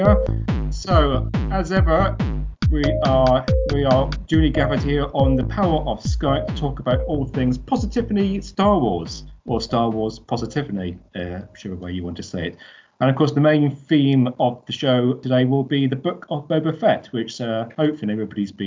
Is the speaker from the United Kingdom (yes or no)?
yes; United Kingdom; Blame it on being British.